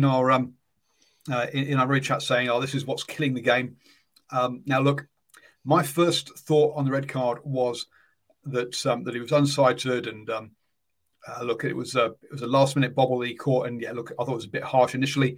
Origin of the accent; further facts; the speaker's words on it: England, United Kingdom; I'm English